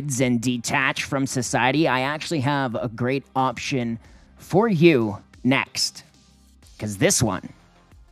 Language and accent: English; Durham Region, Ontario, Canada; moved away; this is my hometown